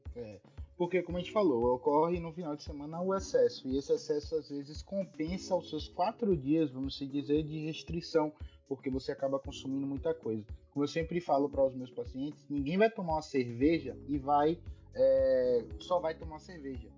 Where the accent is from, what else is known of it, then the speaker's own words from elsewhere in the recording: Bahia, Brazil; sou aqui da Bahia